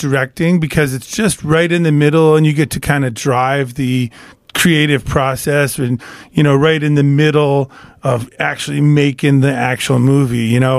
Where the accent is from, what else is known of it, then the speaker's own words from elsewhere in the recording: Arizona, United States; born there; also born or lived in California / New York / Detroit; now in Iowa, United States; I was born in Arizona, lived in California, New York, moved here from, I was living in Detroit, and came here on my birthday in 2002 to do a 3-week gig.